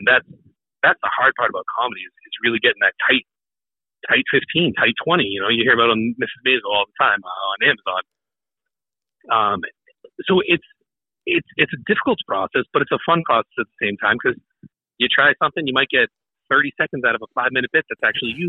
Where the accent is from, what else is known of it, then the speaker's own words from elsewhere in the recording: North Shore, Massachusetts, United States; moved away as an adult; now in New Hampshire, United States; Born and raised. I was born and raised in North Shore, Massachusetts.